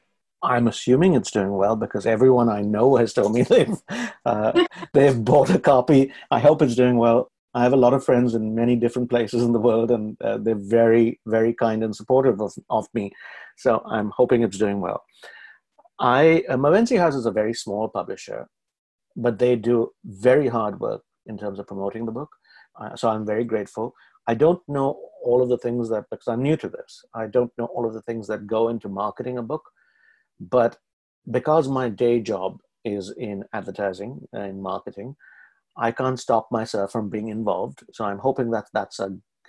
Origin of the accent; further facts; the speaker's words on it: India; moved away as an adult; now in Canada; As an Indian writer, who comes from India